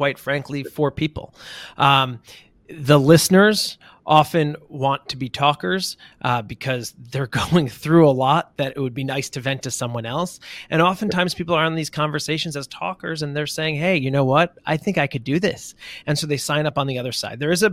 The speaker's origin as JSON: {"language": "English", "region": "New York", "country": "United States", "said": "as a New Yorker"}